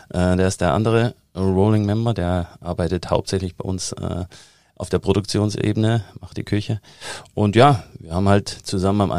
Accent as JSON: {"language": "German", "region": "East Germany", "country": "Germany", "also_born_or_lived": "United States", "said": "weil ich komme ja aus der DDR, und da arbeitet man gern mit Plänen."}